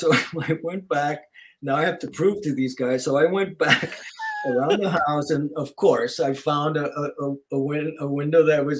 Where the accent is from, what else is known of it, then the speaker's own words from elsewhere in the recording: New York, United States; now in Los Angeles, United States; I came from New York, moved to LA and like in part of 69.